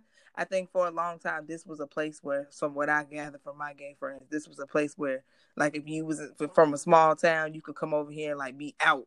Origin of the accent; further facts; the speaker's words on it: Newport News, Virginia, United States; I'm from Virginia, Newport News, so maybe like you kind of had to be a tough girl